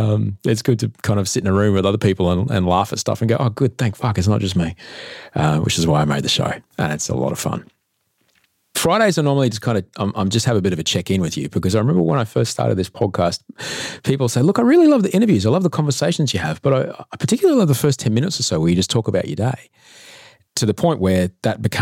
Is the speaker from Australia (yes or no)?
yes; Adelaide, South Australia, Australia; moved away; also born or lived in Queensland / United States; I come from Adelaide